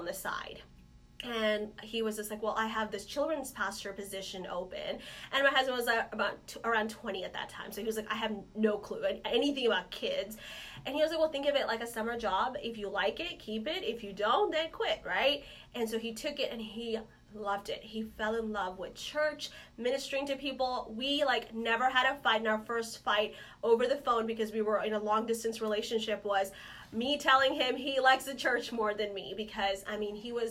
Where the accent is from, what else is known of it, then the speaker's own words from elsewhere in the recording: Kerala, India; also born or lived in Dallas, Texas; now in Oklahoma, United States; I was born in Kerala, India, which is a southern state.